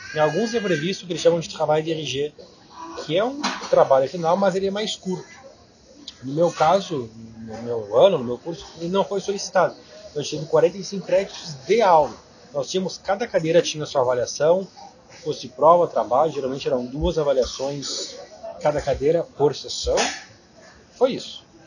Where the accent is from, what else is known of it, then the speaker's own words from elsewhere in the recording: Brazil; moved away as an adult; eu tinha estudado francês no Brasil